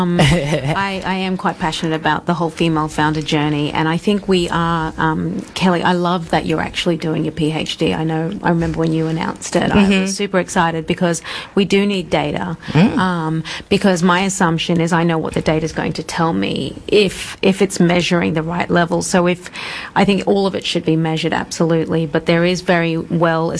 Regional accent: Papua New Guinea; I'm from Papua New Guinea.

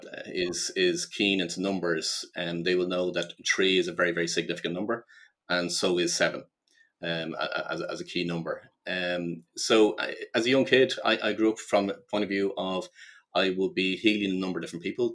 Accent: Ireland; I grew up in Ireland

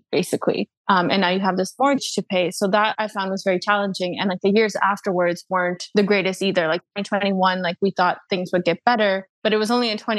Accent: Canada; also born or lived in London; I'm Canadian

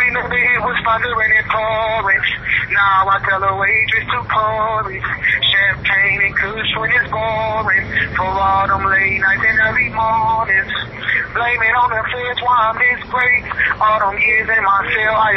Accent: Detroit, Michigan, United States; I'm from Detroit

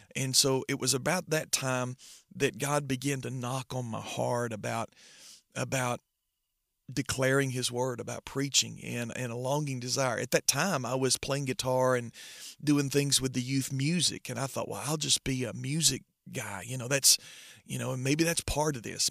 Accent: Trenton, Georgia, United States; I grew up in Trenton, Georgia, so I've been raised in church all my life.

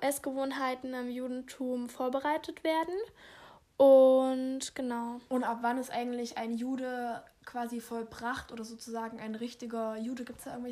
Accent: Germany; ich als Deutscher

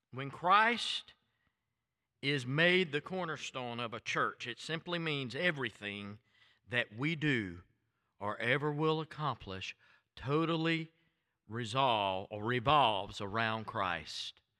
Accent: Waycross, Georgia, United States; accent: thick Southern; moved away; also born or lived in Tallahassee, Florida; It was those five and a half years we lived in Georgia

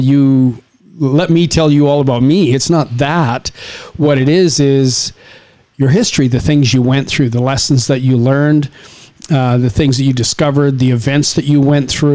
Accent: Saskatchewan, Canada; now in Las Vegas, United States; where you and I come from, we come from Saskatchewan in Canada. It's small farming communities, and we grew up in a very, very different way

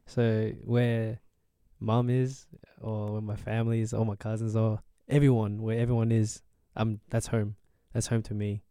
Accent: Australia; I'm Australian

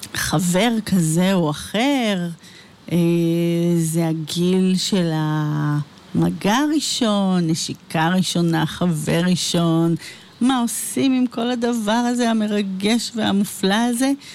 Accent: Ra'anana, Central District, Israel; נולדתי, אה, באמצע מלחמת יום כיפור, וגדלתי ברעננה

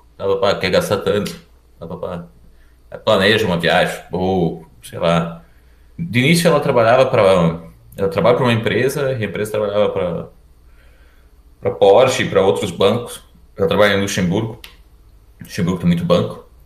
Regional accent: Erechim, Rio Grande do Sul, Brazil; moved away as an adult; also born or lived in Porto Alegre; now in Germany; Eu sou do norte do Rio Grande do Sul. Ah, uma cidade chamada Erechim

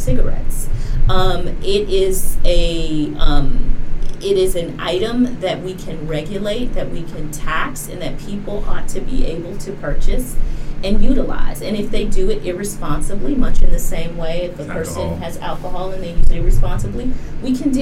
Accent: Cleveland, Ohio, United States; I'm a little black girl from Cleveland, Ohio, you know. I grew up in the Rust Belt, a big union town.

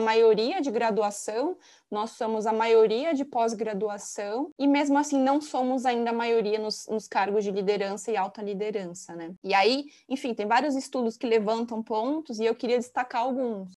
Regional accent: São Paulo, Brazil; also born or lived in São Carlos; eu sou de São Paulo, capital, e fui estudar no interior

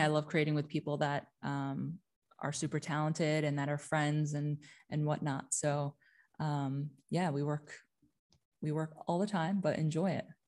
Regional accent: New Jersey, United States; moved away as an adult; also born or lived in New York / Amsterdam; now in Europe; I'm originally from the States. I was, um, born and raised in New Jersey, but spent a majority of my life in New York

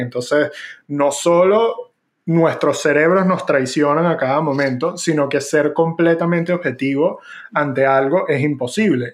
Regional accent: Venezuela; moved away; yo me fui de Venezuela

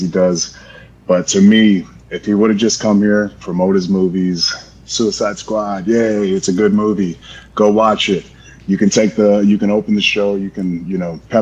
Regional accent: Florida, United States; I'm from Florida. I'm a Florida boy

